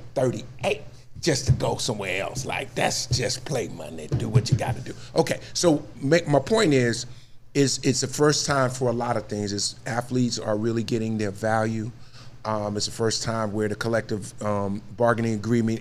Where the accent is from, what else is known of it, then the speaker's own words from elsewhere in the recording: Newark, New Jersey, United States; I grew up in Newark, New Jersey.